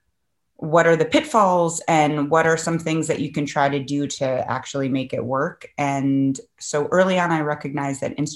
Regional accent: Cambridge, Massachusetts, United States; also born or lived in Manhattan, New York; I came back to Boston, which is where I grew up in Cambridge, actually

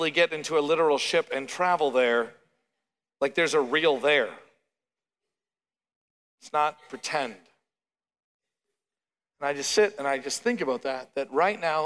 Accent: Canada; now in Oklahoma, United States; as a Canadian

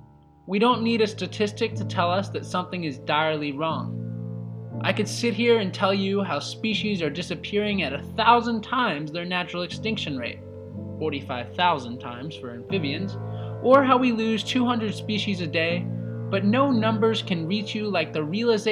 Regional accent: Denton, Texas, United States; my hometown of Denton, Texas

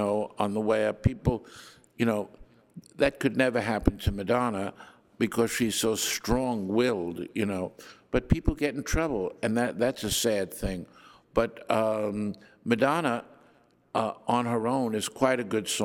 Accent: New York City, New York, United States; we're both from Brooklyn.

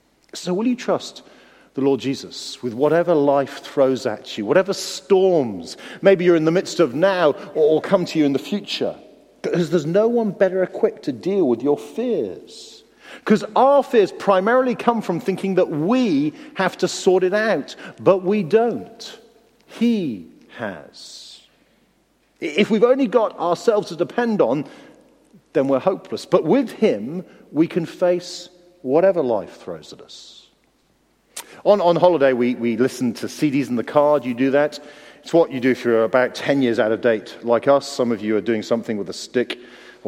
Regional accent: United Kingdom; we're British

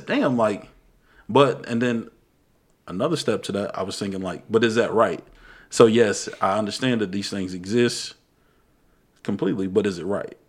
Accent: United States; I'm just American. Mm-hmm. Like, I'm not black, white. I'm just American.

